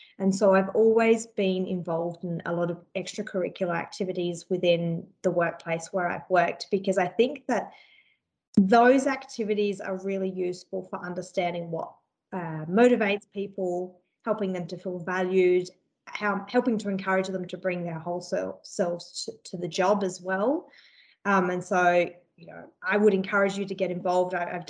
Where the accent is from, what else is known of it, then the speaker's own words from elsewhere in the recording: Adelaide, South Australia, Australia; Before then, I came from Adelaide and I'd worked as an industrial organiser